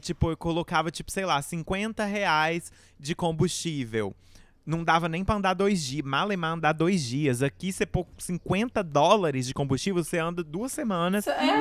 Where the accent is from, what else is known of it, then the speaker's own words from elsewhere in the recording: Rio Verde, Goiás, Brazil; Rio Verde, lá na minha cidade, Goiás